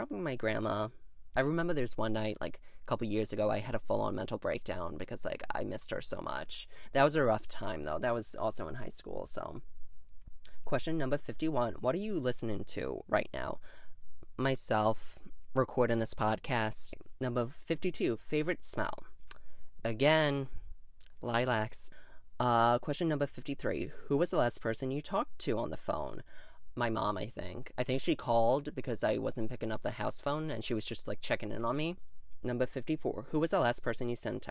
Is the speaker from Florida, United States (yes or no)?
no; New York, United States; I was born in New York State in the United States